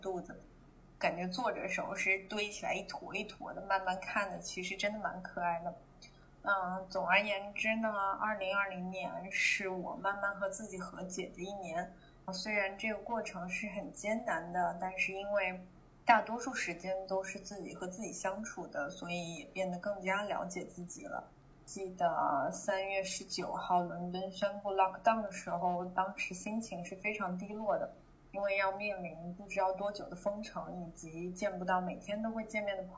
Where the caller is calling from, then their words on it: Shanghai, China; Hello Hello，丸子和尼寇你好，我是来自上海的 …